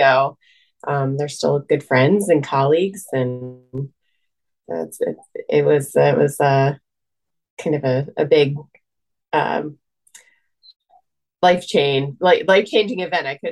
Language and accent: English; Loveland, Ohio, United States; also born or lived in upstate New York; now in McDermott, United States; I was born in upstate New York, but I grew up outside of Cincinnati in Loveland, Ohio